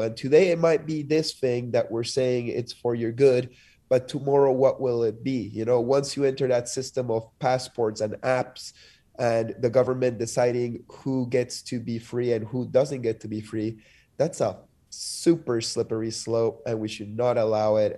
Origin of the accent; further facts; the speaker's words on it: Lima, Peru; also born or lived in Montreal, Canada / Denver, United States; now in United States; I'm from Lima, which is also a, a city pl-, placed on a sandy desert.